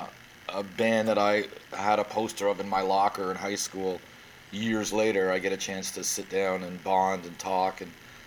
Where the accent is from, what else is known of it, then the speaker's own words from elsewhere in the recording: Welland, Ontario, Canada; I was born in Welland, Ontario.